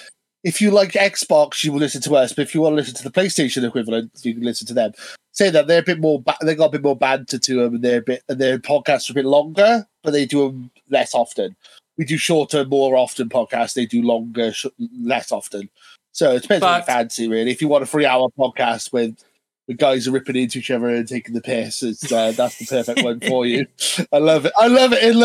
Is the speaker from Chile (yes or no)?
no; Welsh, Wales, United Kingdom; Being Welsh